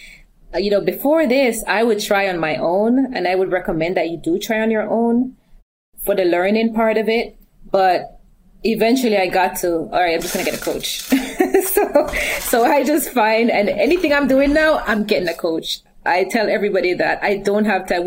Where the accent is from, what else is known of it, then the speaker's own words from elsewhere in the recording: Jamaica; I'm from Jamaica too